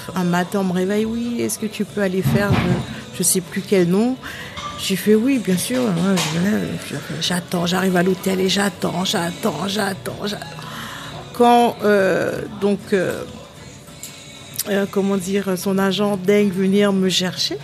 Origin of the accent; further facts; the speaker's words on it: Pointe-à-Pitre, Guadeloupe; now in France; Je suis né à Pointe-à-Pitre.